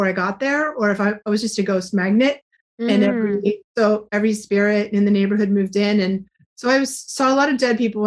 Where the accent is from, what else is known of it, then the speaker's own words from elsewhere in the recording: New England, United States; I'm from New England, so it's really hard for me to talk without swearing